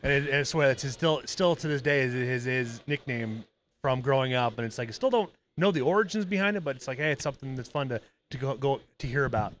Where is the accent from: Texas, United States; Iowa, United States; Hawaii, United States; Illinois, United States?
Iowa, United States; growing up in Iowa at my dad's house